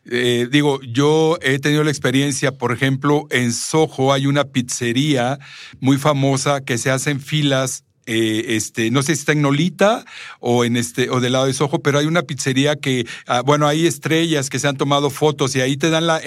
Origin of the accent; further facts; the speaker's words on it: Puerto Rico; also born or lived in Spain; now in New York, United States; yo soy puertorriqueña.